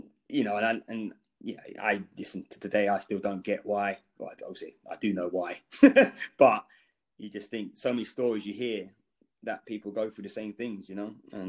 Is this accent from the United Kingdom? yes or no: yes; London, United Kingdom; I think growing up in London, I think, there definitely is probably, the percentage of blacks are higher.